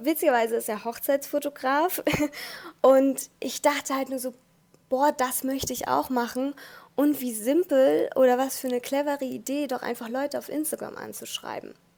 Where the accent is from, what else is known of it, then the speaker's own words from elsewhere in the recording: Hamburg, Germany; ich bin ja aus Hamburg